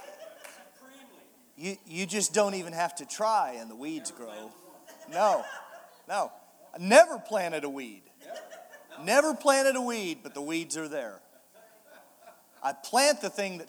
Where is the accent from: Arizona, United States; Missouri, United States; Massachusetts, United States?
Missouri, United States; Kansas City; I'm from Kansas City, Missouri